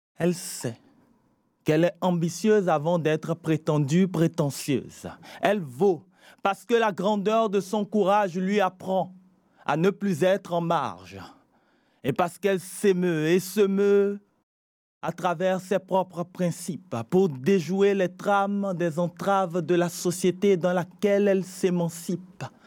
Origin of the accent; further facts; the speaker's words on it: Benin; Mon père est malien, ma mère togolaise. Je suis né au Bénin